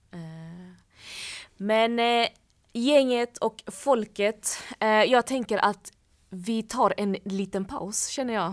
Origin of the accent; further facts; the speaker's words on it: Malmö, Skåne, Sweden; now in Stockholm, Sweden; hemma i Malmö säger vi